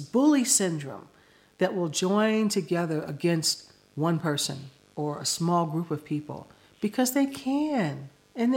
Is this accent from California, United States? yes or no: no; Chicago, Illinois, United States; moved away; also born or lived in Florida; when I was a kid, I came from Chicago